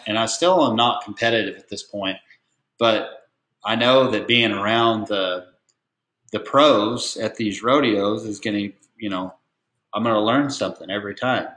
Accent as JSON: {"language": "English", "region": "Oregon", "country": "United States", "tie": "born or raised there", "also_born_or_lived": "Portland, Oregon / Terrebonne, Oregon / Redmond, Oregon", "moved": "as an adult", "lives_now": "Texas, United States", "said": "I was born in Portland, Oregon, and uh, both of my parents trained and showed cutting horses"}